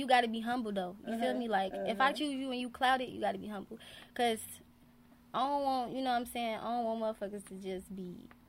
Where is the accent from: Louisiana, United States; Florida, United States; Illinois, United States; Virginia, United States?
Illinois, United States; Chicago; from Chicago, the South Side, low end or no end.